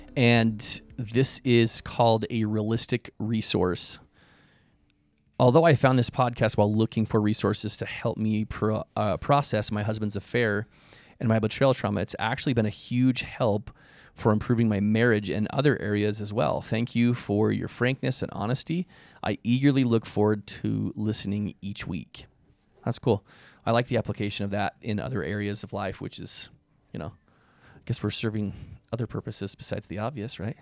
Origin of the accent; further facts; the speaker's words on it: Spokane, Washington, United States; my childhood best friend, growing up in Spokane, Washington